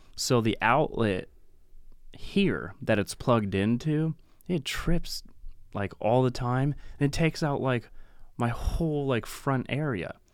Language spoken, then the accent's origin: English; Pacific Northwest, United States; from the Pacific Northwest